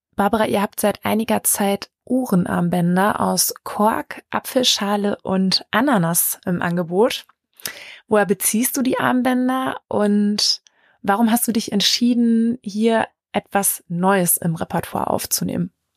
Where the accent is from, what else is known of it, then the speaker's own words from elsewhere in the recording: Lichtenau, North Rhine-Westphalia, Germany; moved away; aus Lichtenau in Westfalen, meiner alten Heimat